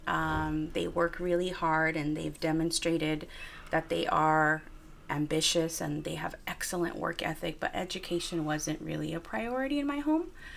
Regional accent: Wilmington, California, United States; my hometown, Wilmington, my upbringing

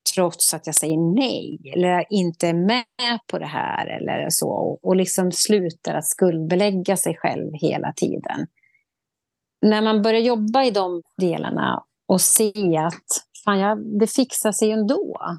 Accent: Sweden; vi svenskar

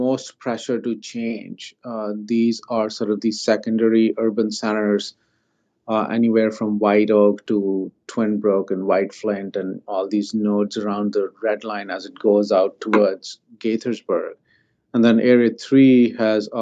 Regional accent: India; now in Maryland, United States; I grew up in India

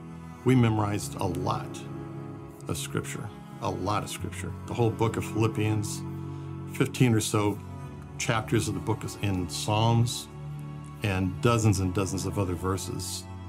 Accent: Brazil; I grew up in Brazil, where my parents were missionaries, and it was a wonderful experience.

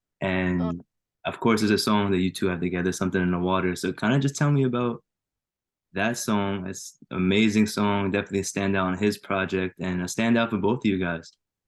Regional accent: Jersey City, New Jersey, United States; Jersey straight up.

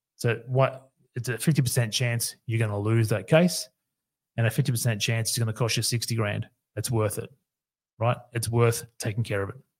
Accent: Queensland, Australia; here in my home state, Queensland

